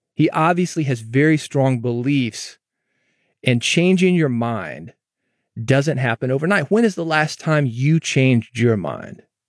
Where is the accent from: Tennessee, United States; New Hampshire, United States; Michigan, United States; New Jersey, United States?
Tennessee, United States; Nashville; also born or lived in North Mississippi / Memphis; I'm actually from Nashville